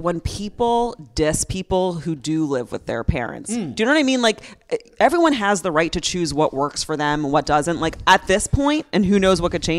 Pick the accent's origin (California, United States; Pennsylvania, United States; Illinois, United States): Pennsylvania, United States; Upper Dublin; born or raised there